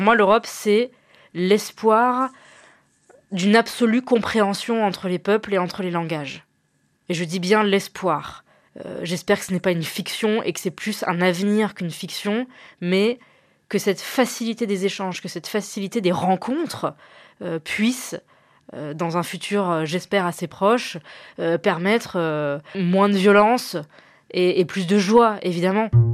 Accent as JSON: {"language": "French", "town": "Clermont-Ferrand", "region": "Auvergne-Rhône-Alpes", "country": "France", "tie": "born or raised there", "said": "je suis née à Clermont-Ferrand et j'y vis toujours"}